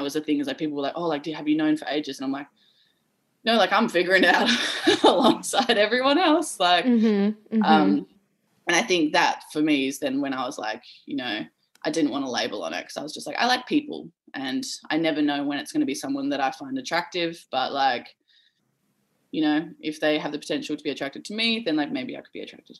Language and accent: English; Perth, Western Australia, Australia; growing up in Perth